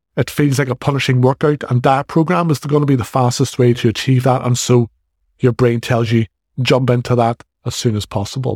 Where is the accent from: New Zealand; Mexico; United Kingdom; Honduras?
United Kingdom; Northern Ireland; accent: Northern Irish; I'm from the north of Ireland.